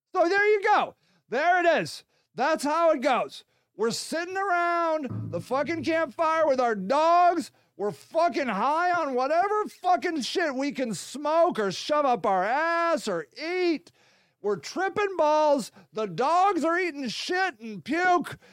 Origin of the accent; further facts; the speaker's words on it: United States; I'm American